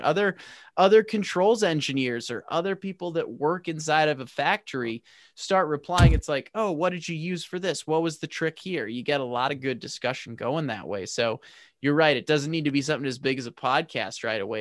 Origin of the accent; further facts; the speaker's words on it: St. Louis, Missouri, United States; I'm from Saint Louis.